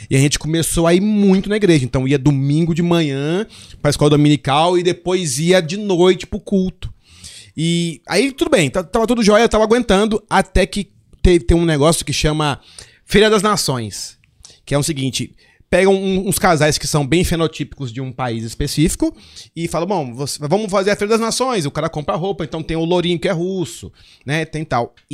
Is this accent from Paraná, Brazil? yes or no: yes; Curitiba, Paraná, Brazil; born there; also born or lived in Porto Velho / Manaus / Salvador / Brasília; eu nasci em Curitiba, aí morei em Porto Velho, morei em Manaus, morei em Salvador, morei em Brasília, morei em Resende, morei no Rio. E aí morei em Recife.